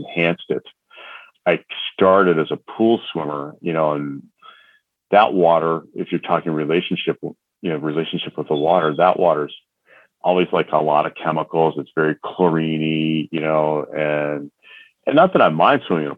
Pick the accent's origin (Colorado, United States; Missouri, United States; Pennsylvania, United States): Pennsylvania, United States; Northeastern; So I'm from the Northeast. So we all, you know, part of the country, you know, Northeastern Pennsylvania